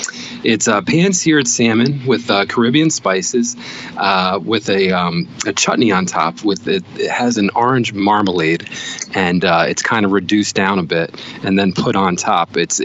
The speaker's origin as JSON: {"language": "English", "region": "New Jersey", "country": "United States", "lives_now": "Rhode Island, United States", "said": "I've been in Rhode Island about 20 years, 25 years. I'd never heard of a stuffie till I moved up here from New Jersey."}